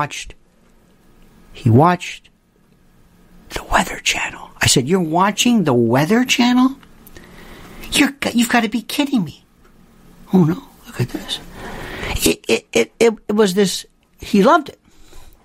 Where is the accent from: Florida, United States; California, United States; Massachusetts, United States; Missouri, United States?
Florida, United States; Growing up in Florida